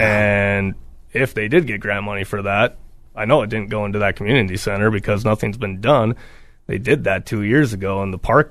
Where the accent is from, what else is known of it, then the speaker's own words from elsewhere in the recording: Duluth, Minnesota, United States; I've lived in Duluth for 33 years